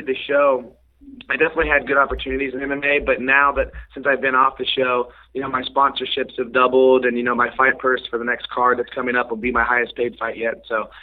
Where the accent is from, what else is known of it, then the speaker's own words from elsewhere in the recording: Kansas City, United States; here in Kansas City, which is my hometown.